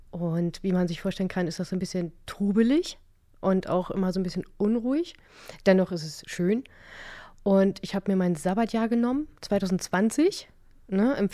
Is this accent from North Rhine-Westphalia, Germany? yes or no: no; Stade, Lower Saxony, Germany; Genau, ich komme aus Stade. Ne, das ist eine ganz, ganz, ganz putzige und ganz niedliche Stadt in Niedersachsen.